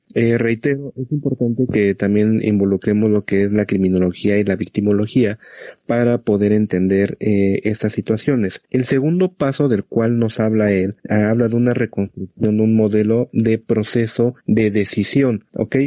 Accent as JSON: {"language": "Spanish", "country": "Mexico", "said": "aquí en México"}